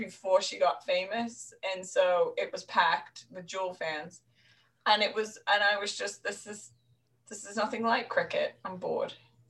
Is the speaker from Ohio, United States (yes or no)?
no; New York, United States; I was like when we went to Dublin and everybody kept saying it's so expensive, and we're like we're from New York.